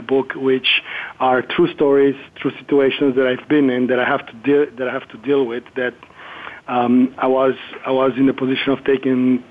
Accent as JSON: {"language": "English", "country": "Germany", "first_language": "German", "second_language": "English", "moved": "as an adult", "lives_now": "Miami, United States", "said": "With my family, from my mom and dad, I learned English and Italian. And German, of course, was my native language"}